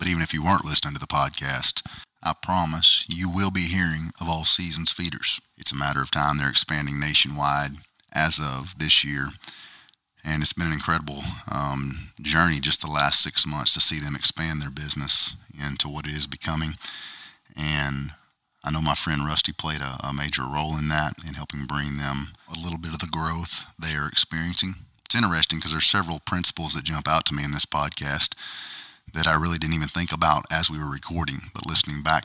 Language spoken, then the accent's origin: English; Arkansas, United States; I am from Arkansas